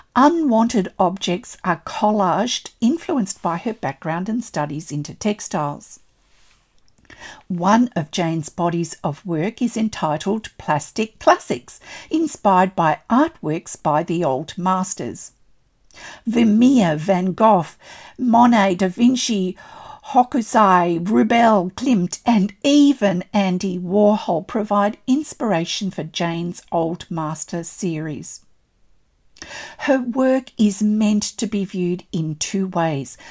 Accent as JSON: {"language": "English", "country": "Australia", "said": "I'm an Australian textile artist"}